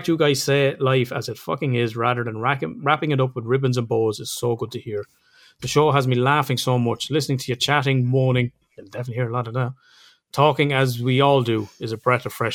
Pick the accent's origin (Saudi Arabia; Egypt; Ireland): Ireland; accent: Irish; We're Irish